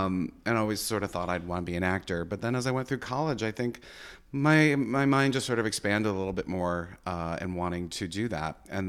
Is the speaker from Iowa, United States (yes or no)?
no; Nashua, New Hampshire, United States; Well, I grew up in Nashua, New Hampshire, and going to theater all the time.